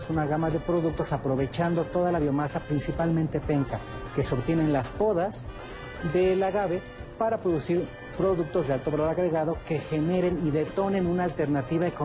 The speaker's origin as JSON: {"language": "Spanish", "region": "Mexico City", "country": "Mexico", "tie": "born or raised there", "said": "de Xochimilco, del pueblo de Santa María Nativitas. Tengo 64 años de edad."}